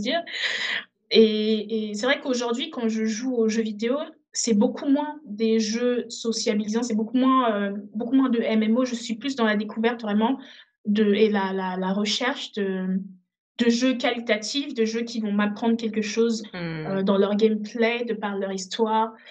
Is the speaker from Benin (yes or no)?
yes; Benin; also born or lived in Togo; now in France; je suis née au Togo. Euh, très très rapidement, avec ma famille, on est parti au Bénin